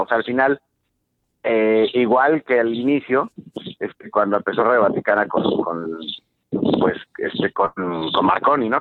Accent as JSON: {"language": "Spanish", "country": "Mexico", "said": "somos mexicanos"}